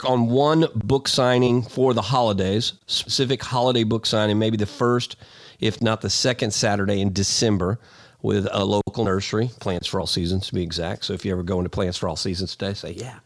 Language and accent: English; Houston, Texas, United States; I grew up in Walnut Bend, hung out in, you know, Briargrove Park, Lakeside Estates